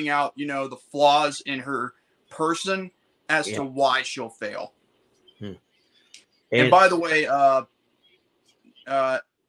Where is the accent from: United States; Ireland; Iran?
United States; as an American